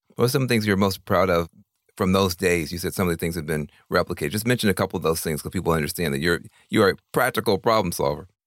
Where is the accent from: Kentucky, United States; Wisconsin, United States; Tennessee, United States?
Tennessee, United States; now in California, United States; I'm from Tennessee, but I have lived in California for now most of my life